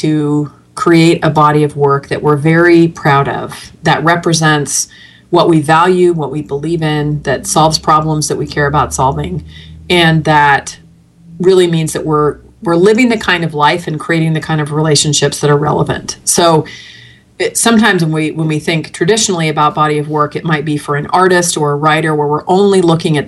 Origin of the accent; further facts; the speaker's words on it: the Bay Area, California, United States; moved away as an adult; now in Arizona, United States; I'm from the Bay Area originally